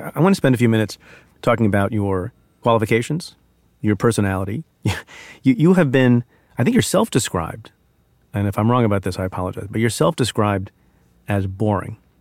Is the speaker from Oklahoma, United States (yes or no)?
no; New Jersey, United States; also born or lived in India; I'm an immigrant. My family's uh, family of immigrants from India, and we grew up in New Jersey